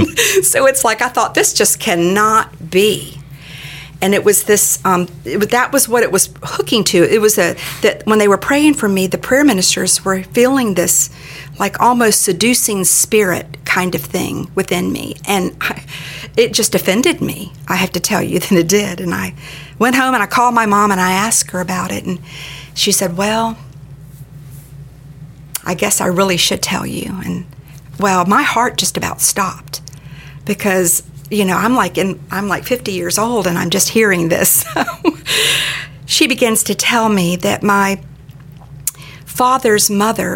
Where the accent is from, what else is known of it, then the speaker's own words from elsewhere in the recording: Daytona Beach, Florida, United States; I grew up in Daytona Beach.